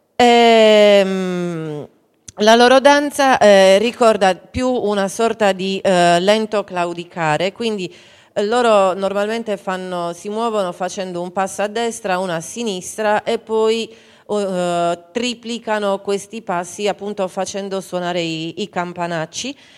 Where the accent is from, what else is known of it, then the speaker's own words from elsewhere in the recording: Campidano, Cagliari area, Sardinia, Italy; Da noi invece qui nel, nel, Campidano e nel Cagliaritano